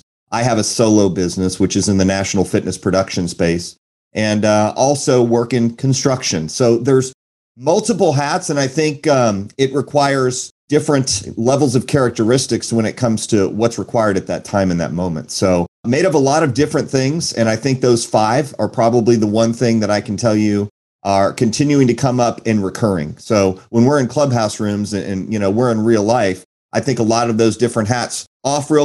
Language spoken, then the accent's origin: English; Houston, Texas, United States; also born or lived in Naperville, Illinois / Chicago, Illinois; originally I was born in Illinois, and it's a suburb of Chicago, if you know where Naperville is, and moved to the south side of Chicago. My parents divorced at 4 years old, so my dad chose to stay in Illinois, and my mom and my sister and I moved to Houston, Texas